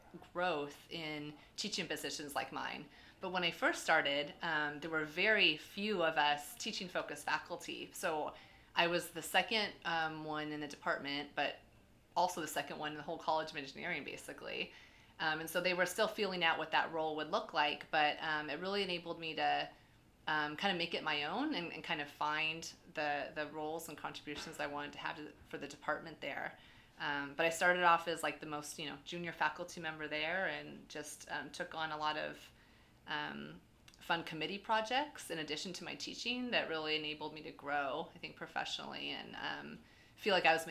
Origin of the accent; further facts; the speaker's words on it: Fallbrook, California, United States; also born or lived in Seattle, Washington / Charlottesville, Virginia / Davis, California; now in San Diego, United States; I'm actually from just north of San Diego. I'm from Fallbrook.